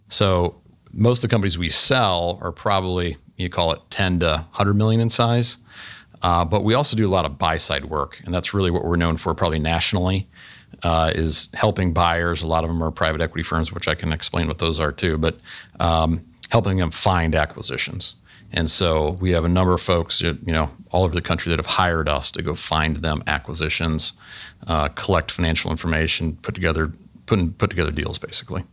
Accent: Canton, Ohio, United States; now in Columbus, United States; I grew up in, was born and raised in Canton, Ohio, so just northeast of here

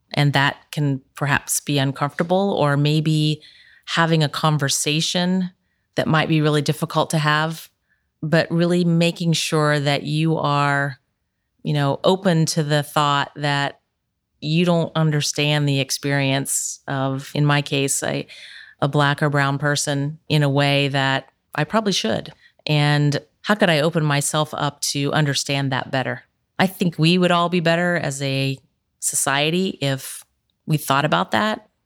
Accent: Ironton, Ohio, United States; now in Columbus, United States; I grew up in Ironton

